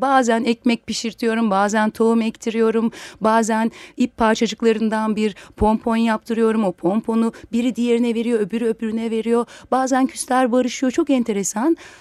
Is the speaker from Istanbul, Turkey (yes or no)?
yes; Istanbul, Turkey; aslında İstanbul menşeliyim.